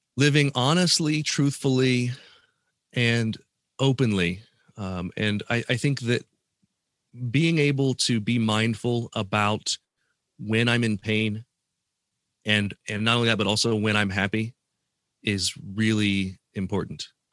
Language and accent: English; Columbus, Ohio, United States; my hometown of Columbus, Ohio